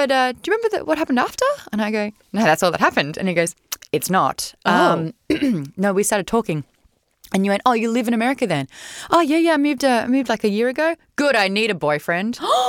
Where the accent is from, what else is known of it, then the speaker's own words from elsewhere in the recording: Australia; I'm Australian.